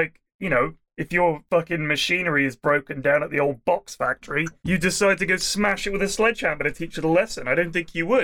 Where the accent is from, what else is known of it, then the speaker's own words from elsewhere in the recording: United Kingdom; I'm British